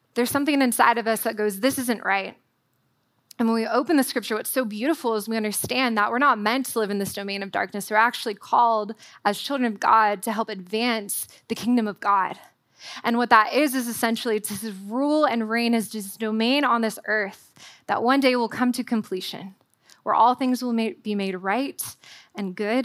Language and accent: English; Southern California, United States; moved away as an adult; also born or lived in Waco, Texas; as a Californian was I packed my Southern California wardrobe